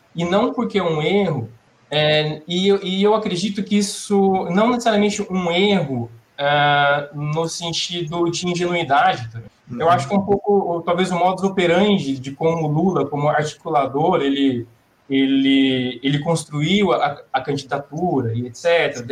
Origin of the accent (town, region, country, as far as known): Brazil